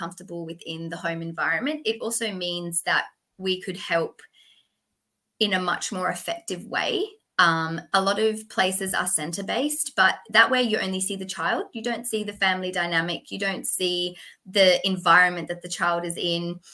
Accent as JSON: {"language": "English", "town": "Perth", "region": "Western Australia", "country": "Australia", "said": "I am from Perth, Western Australia"}